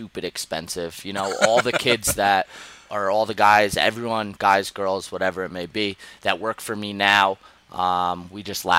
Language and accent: English; Sussex County, New Jersey, United States; also born or lived in Las Vegas / Colorado / Europe / upstate New York; I grew up in Jersey. I'm originally from up north, Sussex County